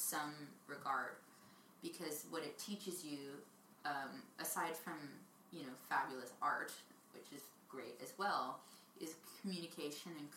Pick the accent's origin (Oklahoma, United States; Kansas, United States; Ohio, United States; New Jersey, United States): New Jersey, United States; Jersey Shore; moved away as an adult; also born or lived in New York; now in California, United States; growing up in the Jersey Shore